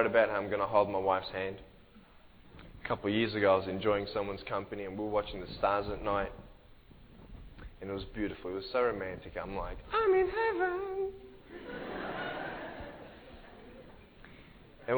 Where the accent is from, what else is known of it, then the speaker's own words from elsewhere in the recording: Australia; I'm from Australia.